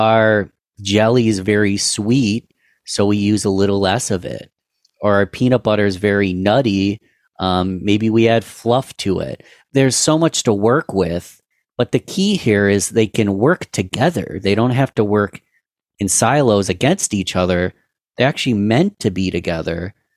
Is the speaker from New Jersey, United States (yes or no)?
no; Rochester, New York, United States; Rochester, New York, that's my hometown, Rochester, New York